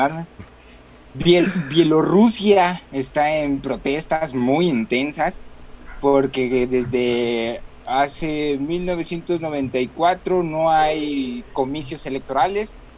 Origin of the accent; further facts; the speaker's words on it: Mexico; lo que conocemos nosotros como mexicanos